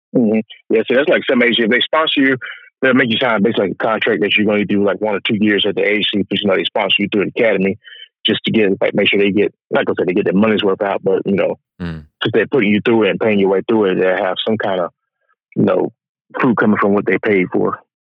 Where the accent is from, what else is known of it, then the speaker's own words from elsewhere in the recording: Augusta, Georgia, United States; I grew up in Augusta, Georgia, which is the area I stay in now